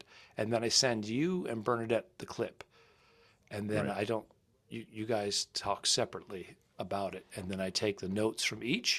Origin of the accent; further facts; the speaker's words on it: Cranston, Rhode Island, United States; Cranston, my hometown.